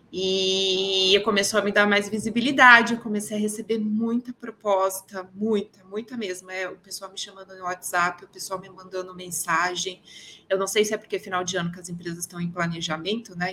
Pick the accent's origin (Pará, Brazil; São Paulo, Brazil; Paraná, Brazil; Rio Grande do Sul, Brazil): São Paulo, Brazil; Sou de São Paulo, natural